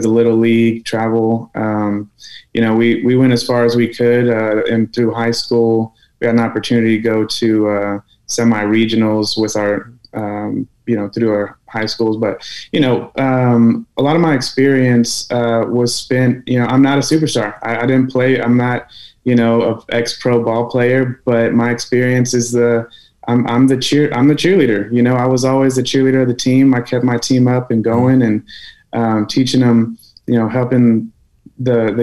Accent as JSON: {"language": "English", "town": "San Antonio", "region": "Texas", "country": "United States", "tie": "born or raised there", "said": "I loved UTSA. It's my hometown"}